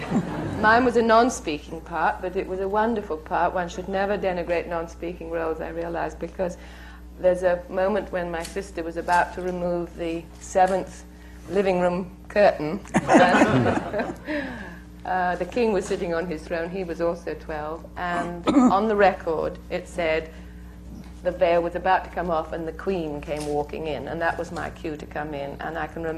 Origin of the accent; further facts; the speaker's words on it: Bognor Regis, South East England, United Kingdom; a small repertory company in my hometown of Bognor Regis, which is a small south coast town in England